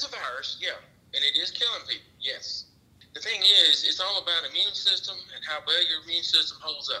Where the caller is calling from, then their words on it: Mississippi, United States; I'm calling from Mississippi.